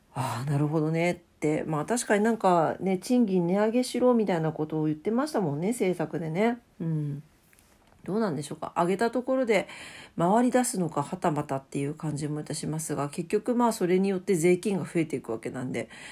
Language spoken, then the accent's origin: Japanese; Fukuoka, Japan; 博多、博多っ 子やけん